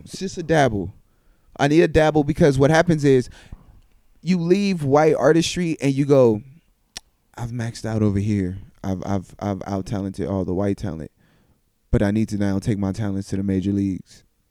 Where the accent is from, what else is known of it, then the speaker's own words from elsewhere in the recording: Tennessee, United States; I was raised in Tennessee.